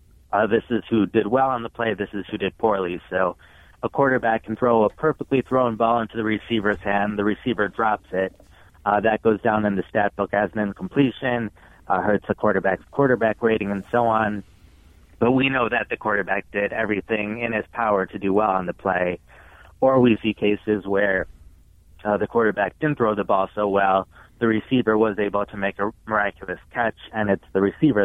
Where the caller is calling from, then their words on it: Cincinnati, Ohio, United States; Cincinnati, Ohio.